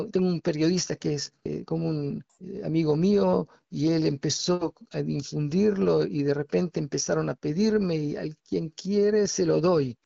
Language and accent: Spanish; Argentina; now in Israel; soy argentino y mi hijo también tiene nacionalidad argentina